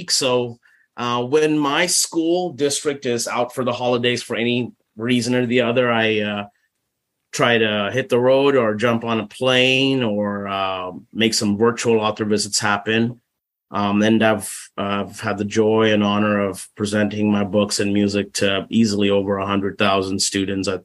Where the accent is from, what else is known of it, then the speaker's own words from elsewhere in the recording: Mustang, Oklahoma, United States; um, I claim Mustang, Oklahoma as my hometown, even though I was not born here in Mustang. Um, I've I want to say Mustang, Oklahoma is where I've kind of put my feet down for uh, the longest period of, of my 40 years.